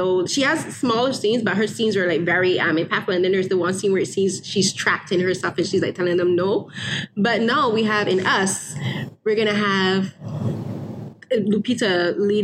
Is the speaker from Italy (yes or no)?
no; Barbados; I grew up in Barbados